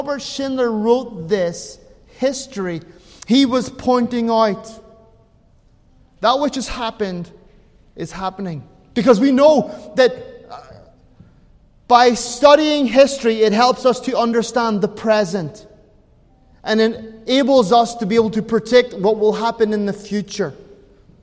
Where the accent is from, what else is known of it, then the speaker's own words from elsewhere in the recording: Ireland; I'm an Irishman